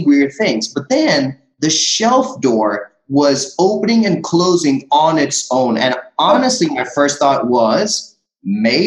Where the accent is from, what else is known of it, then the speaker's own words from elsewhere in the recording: India; as an Indian